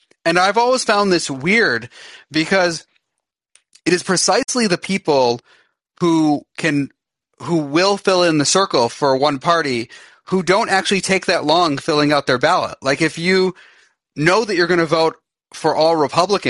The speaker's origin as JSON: {"language": "English", "region": "Michigan", "country": "United States", "said": "I'm from Michigan"}